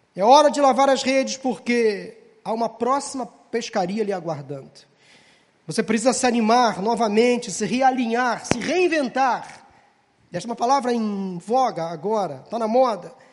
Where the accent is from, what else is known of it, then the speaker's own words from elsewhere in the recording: Rio de Janeiro, Brazil; nós que somos cariocas